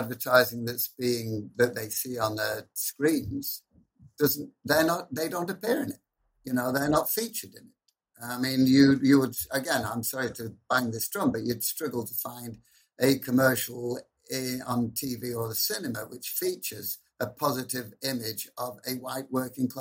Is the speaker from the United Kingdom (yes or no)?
yes; Preston, North West England, United Kingdom; the one major college in my hometown, in northwest of England, the advertising college's funding has been cut